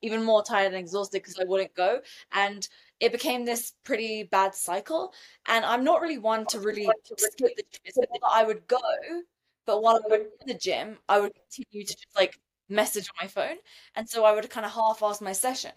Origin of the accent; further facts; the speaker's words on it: United Kingdom; moved away; I'm British